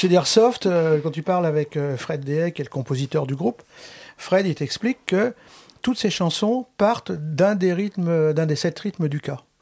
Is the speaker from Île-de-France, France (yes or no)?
no; Brittany, France; je suis breton